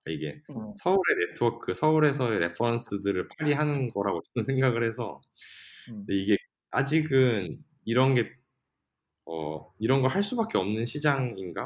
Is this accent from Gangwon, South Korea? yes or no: yes; Gangneung, Gangwon, South Korea; moved away; 저처럼 강릉이 고향이고 다시 뭐 나갔다가 돌아온 케이스.